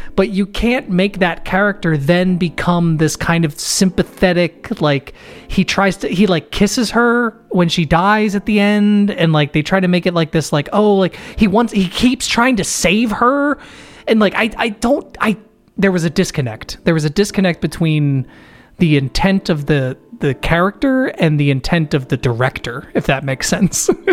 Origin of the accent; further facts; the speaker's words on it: United States; I'm American